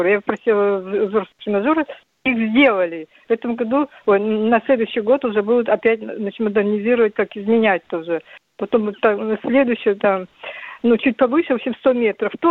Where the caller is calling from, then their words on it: Khabarovsk, Khabarovsk Krai, Russia; Я звоню с Дальнего Востока, с города Хабаровска.